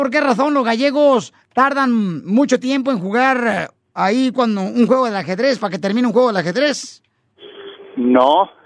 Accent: Tijuana, Baja California, Mexico; yo soy de aquí de Tijuana.

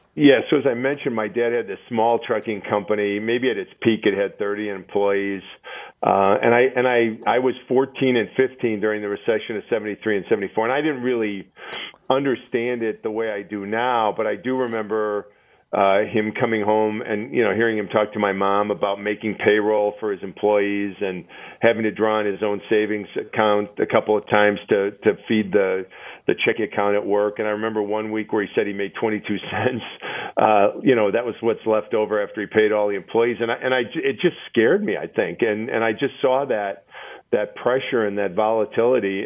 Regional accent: Milwaukee, Wisconsin, United States; my hometown of Milwaukee

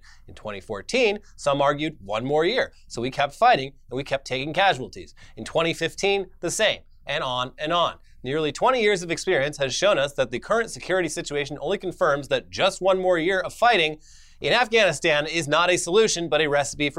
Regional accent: Orange County, California, United States; I was surrounded by fucking psychos in Orange County, California as well.

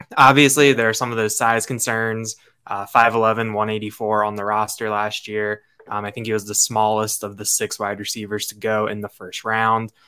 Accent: outside of Baltimore, Maryland, United States; moved away; I grew up outside of Baltimore

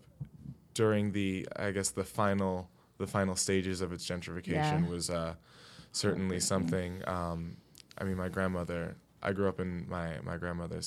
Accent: New York City, New York, United States; I grew up here in Brooklyn

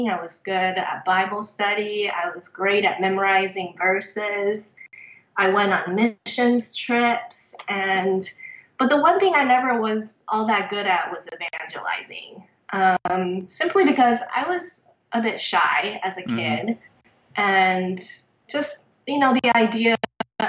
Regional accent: Taiwan; moved away; I was born and raised in Taiwan

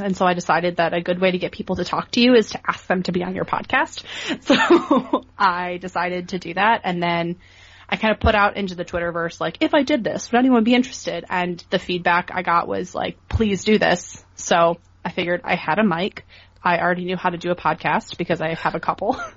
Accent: Cleveland, Ohio, United States; moved away as an adult; also born or lived in Buffalo; I grew up in Cleveland, Ohio, where we didn't have a professional team

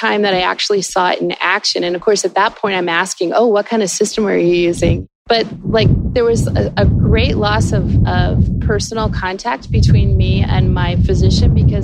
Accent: Florida, United States; I grew up in Florida on the water.

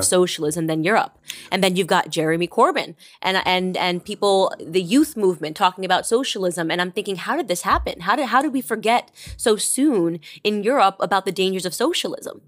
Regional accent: United States; as an American

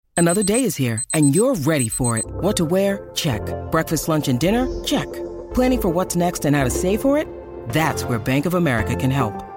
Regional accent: Idaho, United States; moved away as an adult; now in Phoenix, United States; I live in Phoenix, Arizona. Mm-hmm. I grew up in Idaho, but I moved oh. down here for work

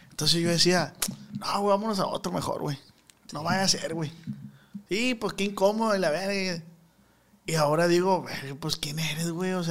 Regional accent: Culiacán, Sinaloa, Mexico; pero nací en Culiacán.

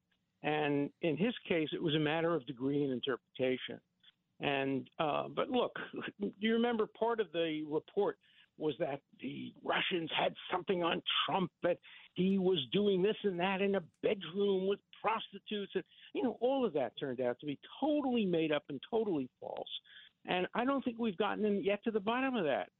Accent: New York City, New York, United States; When I grew up in Borough Park in Brooklyn

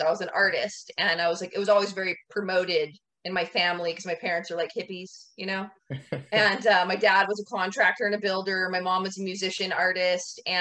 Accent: Washington, United States; also born or lived in Florida; now in Hawaii, United States; I'm from Washington originally.

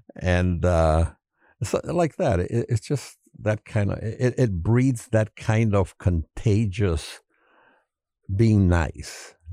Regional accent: Chicago, Illinois, United States; we're, we're from Chicago

